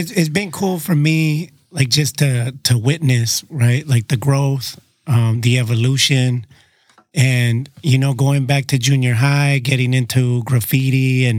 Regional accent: San Diego, California, United States; And growing up in San Diego in junior high

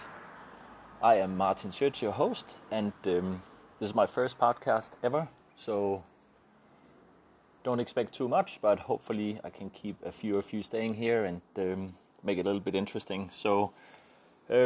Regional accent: Denmark; I'm from Denmark

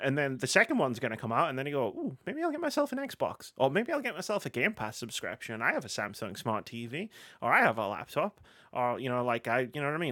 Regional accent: United Kingdom; we're all British here

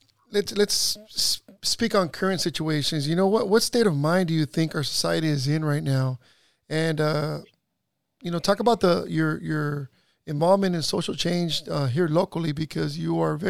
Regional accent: Salinas, California, United States; also born or lived in Boyle Heights, Los Angeles; Myself being raised, I was born in East LA, Boyle Heights area, and I was raised here in East Salinas.

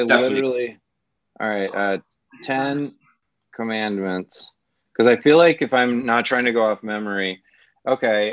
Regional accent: Midwest, United States; I'm from the Midwest

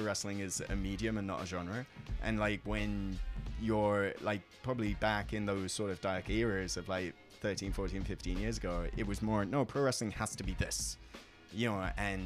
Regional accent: England, United Kingdom; moved away as an adult; now in Yokohama, Japan; I grew up in England

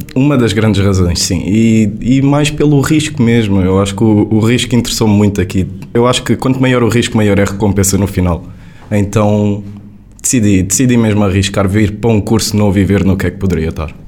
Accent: Faro, Algarve, Portugal; moved away as an adult; also born or lived in Lisbon; vou mesmo para a minha terra natal, vou voltar para o Algarve

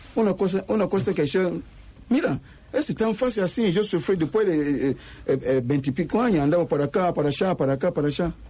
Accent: Ghana; Spanish is a second language; moved away as an adult; also born or lived in Panama; now in Rosario, Argentina; salí de Ghana. Salí de Ghana cuando yo tenía 19 años, solamente 19 años

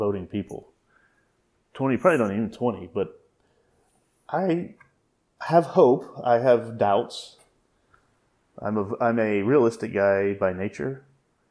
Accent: Texas, United States; my fellow Texans

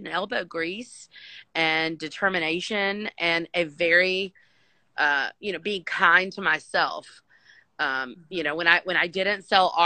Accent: United States; being an American entrepreneur with that blood running through my veins

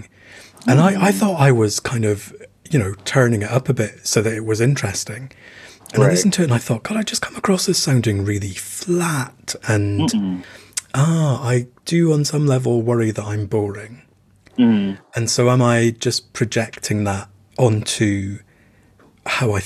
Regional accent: United Kingdom; as a British person

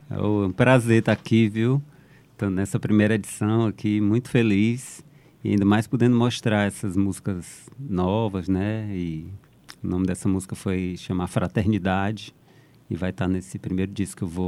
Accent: Fortaleza, Ceará, Brazil; moved away; foi quando eu saí de Fortaleza a primeira vez, foi em 94 que eu fui para São Paulo.

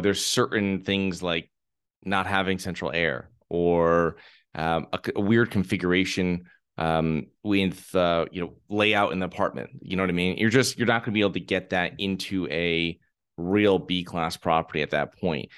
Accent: Connecticut, United States; moved away; I'm originally from Connecticut.

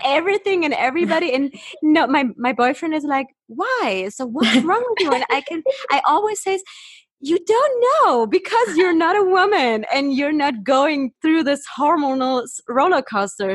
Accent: Sydney, New South Wales, Australia; I am a naturopath from Sydney

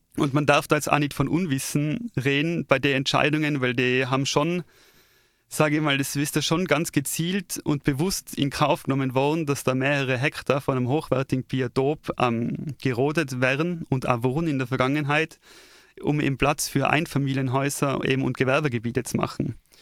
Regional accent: Tyrol, Austria; als Tiroler

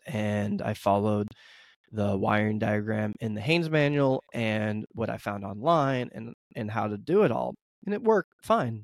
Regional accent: United States; I'm an American

